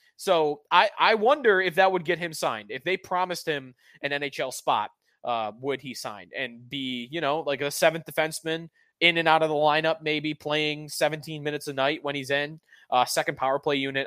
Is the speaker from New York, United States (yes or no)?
yes; Buffalo, New York, United States; I'm also from Buffalo